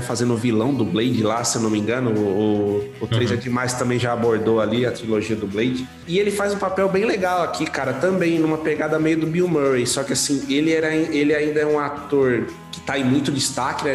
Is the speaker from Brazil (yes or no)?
yes; São Paulo, Brazil; Sou mais paulistano que o senhor, porque eu nasci em São Paulo